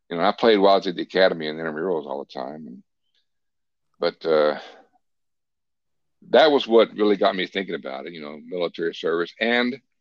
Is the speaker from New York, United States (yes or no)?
no; Port Neches, Texas, United States; also born or lived in South Florida; now in Niceville, United States; I grew up in a small southeast Texas town on the Gulf Coast called Port Neches.